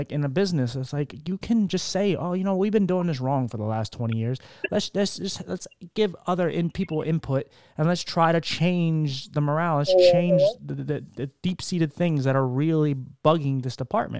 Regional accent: Philadelphia, Pennsylvania, United States; moved away; I'm from Philly

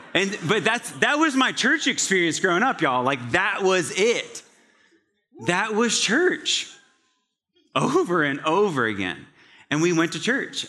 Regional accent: Scottsville, Virginia, United States; now in Atlanta, United States; in the small town of Scottsville, Virginia, located in central Virginia, the town has about a population of five hundred people

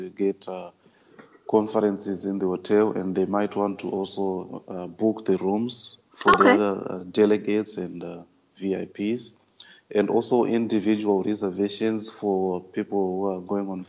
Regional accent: Zimbabwe; now in Abu Dhabi, United Arab Emirates; I'm originally from Zimbabwe in Africa, but right now I'm working in the United Arab Emirates in the city of Abu Dhabi.

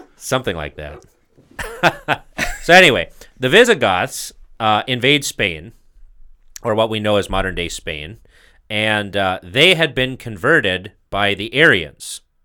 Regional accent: United States; being an American

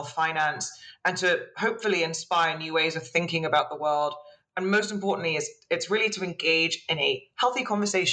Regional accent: United Kingdom; being British and self-deprecating comes naturally

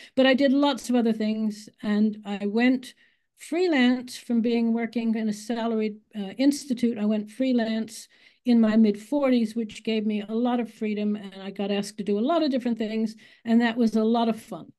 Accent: United States; accent: American; moved away as an adult; now in England, United Kingdom; I am born in America. I just think that's relevant, and you can probably hear my American accent 'cause you don't lose it

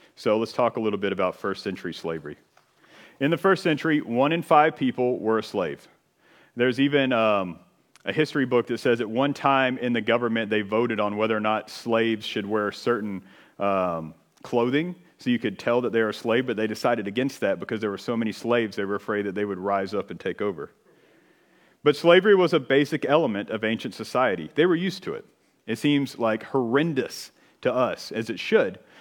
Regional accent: United States

